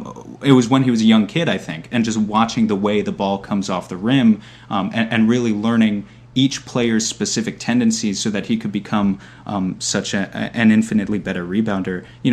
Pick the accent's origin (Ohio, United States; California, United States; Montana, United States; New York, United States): New York, United States; as someone whose my first memories of basketball were from the early 2000s, I'm from New York.